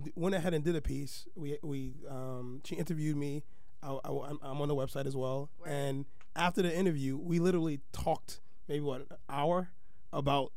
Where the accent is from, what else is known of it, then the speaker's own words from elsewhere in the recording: New York City, New York, United States; now in Staten Island, United States; I am from Brooklyn.